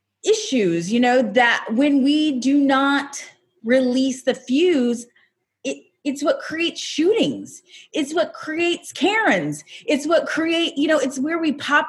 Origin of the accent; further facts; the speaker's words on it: Raytown, Missouri, United States; moved away; also born or lived in Los Angeles; I come from Raytown, Missouri